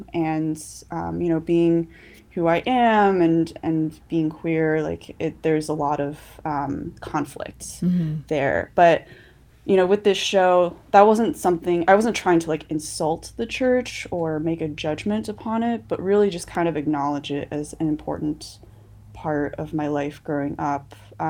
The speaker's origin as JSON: {"language": "English", "town": "Albuquerque", "region": "New Mexico", "country": "United States", "said": "Yeah, I'm from Albuquerque, and then I've kind of lived all over the United States before then."}